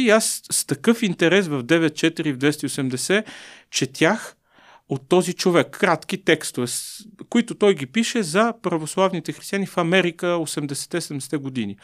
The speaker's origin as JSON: {"language": "Bulgarian", "country": "Bulgaria", "said": "сме българи"}